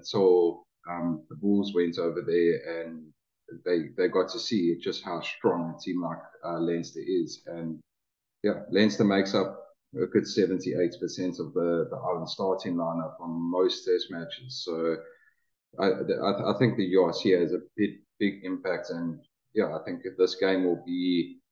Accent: South Africa; as a South African fan myself

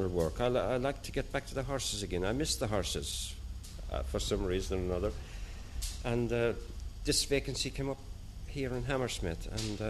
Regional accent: Shragh, County Clare, Ireland; moved away as an adult; now in London, United Kingdom; I came from County Clare, as you know, midway between Kilrush and Kilkee.

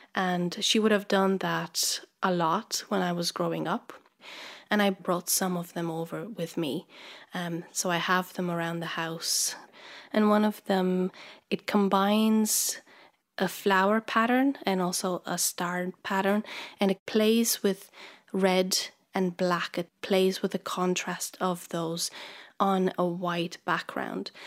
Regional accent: Transylvania, Romania; moved away as an adult; now in Ireland; I come from Romania, from the exotic part called Transylvania

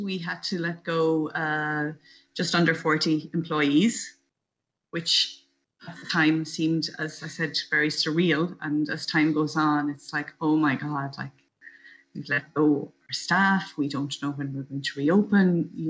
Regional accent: New Inn, County Galway, Ireland; moved away as an adult; also born or lived in New York City, United States; now in New Jersey, United States; I am from New Inn, County Galway. I've been living in New York City now for just over 25 years.

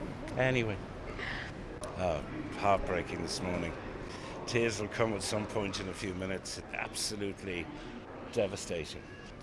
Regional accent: Ireland; parents were Irish, met in England, came back to Ireland, then went back. And I suppose we're used to that as an Irish thing.

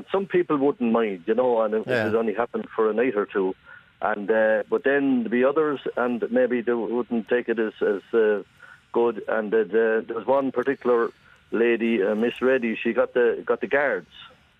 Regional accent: Ireland; we said we were from Kyle Gate, and we were as proud as punch that we came from Kyle Gate

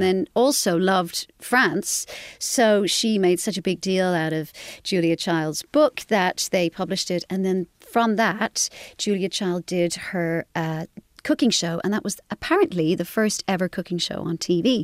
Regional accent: Carrick-on-Suir, Munster, Ireland; moved away as an adult; also born or lived in Dublin, Ireland; I grew up in Carrick in Shore in County Tipperary and, uh, had a very, you know, normal, lovely Irish upbringing.

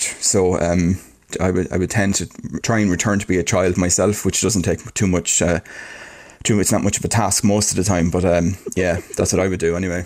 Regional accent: Ireland; we're Irish and that's the way we do things

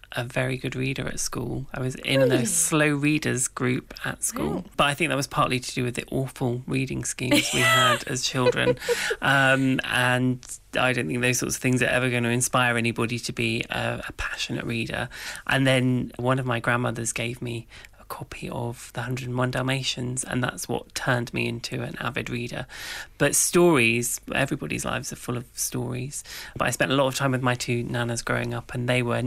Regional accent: King's Lynn, East of England, United Kingdom; Well, so I grew up in Norfolk. And Norfolk in England is just rife with legends about witches. And in the town where I grew up, King's Lynn

